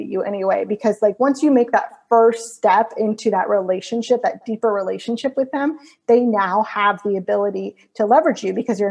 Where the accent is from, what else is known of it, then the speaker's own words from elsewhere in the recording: Florida, United States; moved away as an adult; also born or lived in California; I'm from Florida, but I ended up in California doing some school